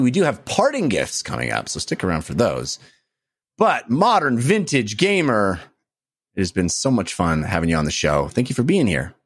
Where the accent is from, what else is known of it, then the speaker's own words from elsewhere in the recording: Bay Area, California, United States; growing up in the Bay Area